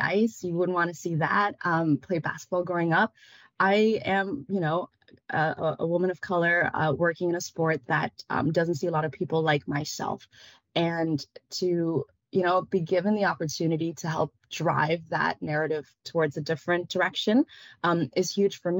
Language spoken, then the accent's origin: English; Kitchener, Ontario, Canada; English is a second language; also born or lived in Vietnam / Berlin, Germany; when you grow up in Kitchener-Waterloo, as I did